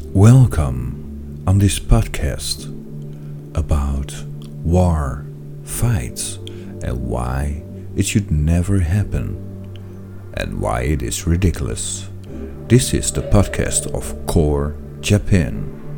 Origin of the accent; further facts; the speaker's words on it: Netherlands; And now I'm from the Netherlands